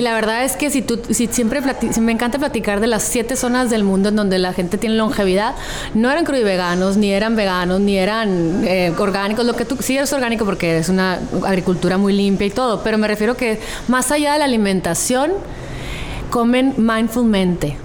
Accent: Hermosillo, Sonora, Mexico; now in San Diego, United States; de donde soy

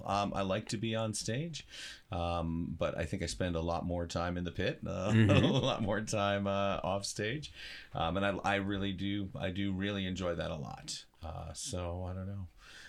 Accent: Massachusetts, United States; now in South Dakota, United States; Yeah, I'm originally from Massachusetts, and went to college in New Jersey, and then started teaching in Western New York, and then grad school in Illinois, and then moved to Ohio, and now here I am in South Dakota.

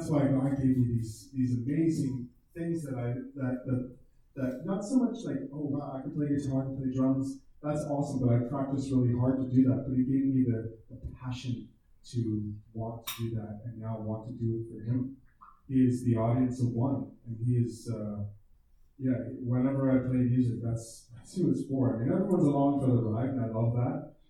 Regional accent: outside of Toronto, Ontario, Canada; I grew up in a, in a small town outside in, uh, in Ontario, outside of Toronto. And, uh, we were definitely not a religious family at all.

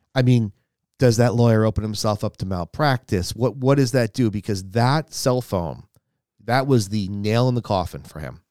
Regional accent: United States; we as American citizens

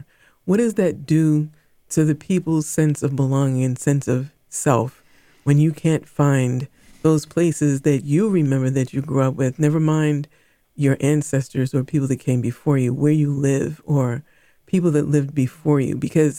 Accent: Boston, Massachusetts, United States; because I grew up in Boston. I mean, I've lived other places, but for the most part, I remember all of these places.

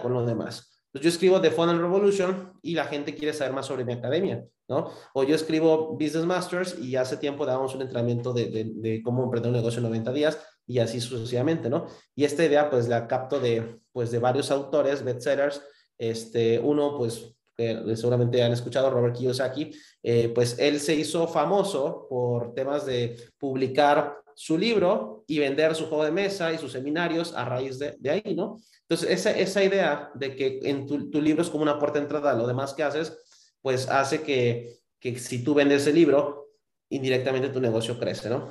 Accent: Cancún, Quintana Roo, Mexico; moved away as an adult; also born or lived in Mexico City; yo soy de Cancún, Quintana Roo

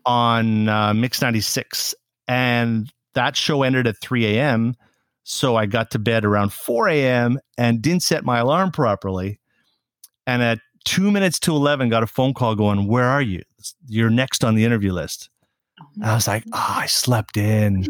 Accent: Saskatoon, Saskatchewan, Canada; moved away as an adult; now in Montreal, Canada; When I finished high school in my hometown of Saskatoon, Saskatchewan

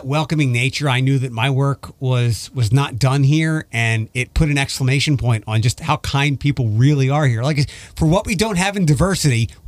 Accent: East Coast, United States; But I'm like coming from the East Coast where people won't look at you, and if they do look at you, they're usually giving you the middle finger

